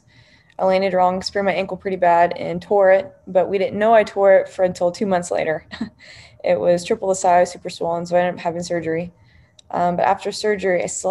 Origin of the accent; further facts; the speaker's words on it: New Braunfels, Texas, United States; growing up in New Braunfels, Texas, super close to San Antonio